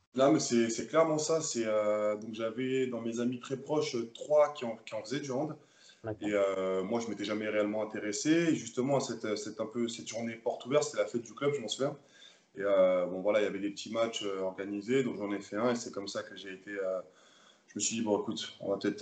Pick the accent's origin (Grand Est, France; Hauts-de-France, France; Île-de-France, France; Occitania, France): Île-de-France, France; Le Bourget; moved away as an adult; also born or lived in Paris / Nîmes; now in Limoges, France; moi, je suis né à Paris même, mais j'ai vécu toute ma vie à Le Bourget